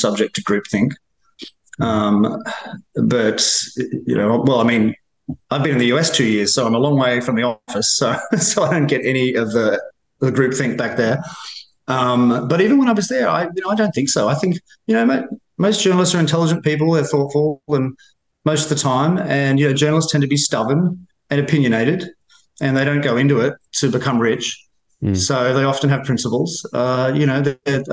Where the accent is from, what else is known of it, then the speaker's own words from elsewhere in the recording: Australia; accent: Australian; moved away as an adult; now in Washington, United States; all the Australian journalists I talk to here in Washington, we always comment about how extremely well-received our accent is